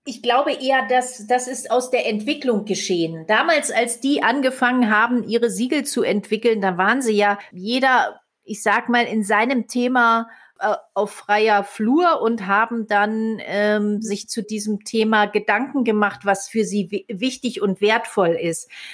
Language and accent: German; Germany; bei uns in Deutschland